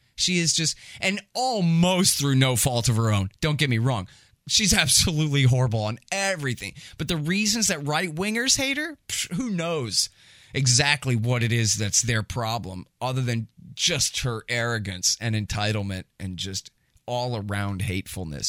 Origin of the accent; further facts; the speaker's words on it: Texas, United States; I'm from Texas